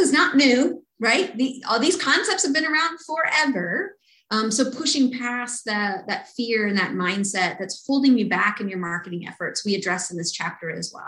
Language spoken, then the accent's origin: English; Kentucky, United States; I grew up in Kentucky